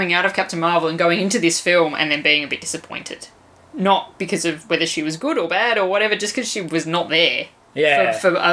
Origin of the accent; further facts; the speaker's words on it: Australia; as an Australian